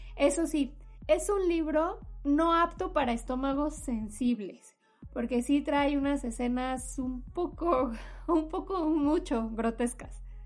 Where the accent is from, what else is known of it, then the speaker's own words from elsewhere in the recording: Mexico; por donde yo vivía cuando era niña, sí eran bastante comunes ver eh, los asentamientos en, mi zona o no sé, en mi país